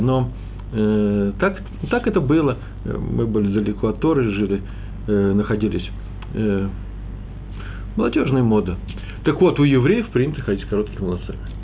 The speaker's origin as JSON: {"language": "Russian", "country": "Russia", "moved": "yes", "lives_now": "Jerusalem, Israel", "said": "мы из России"}